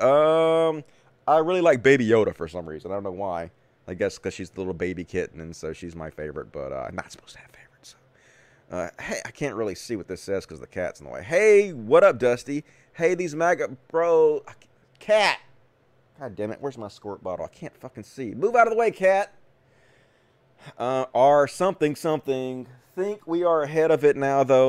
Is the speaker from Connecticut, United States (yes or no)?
no; Greenwood, Mississippi, United States; accent: thick Southern; moved away; I'm from Greenwood, Mississippi, originally, which is the Delta.